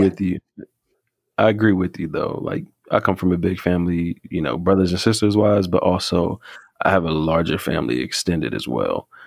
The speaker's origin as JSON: {"language": "English", "region": "North Carolina", "country": "United States", "said": "I think I might have mentioned from the South, and I think I might have mentioned North Carolina, but I'm from North Carolina"}